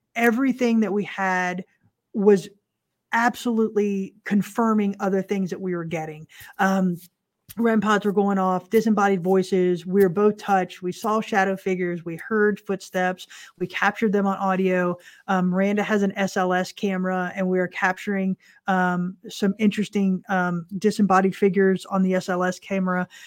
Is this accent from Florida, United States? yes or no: yes; Central Florida, United States; we're from Central Florida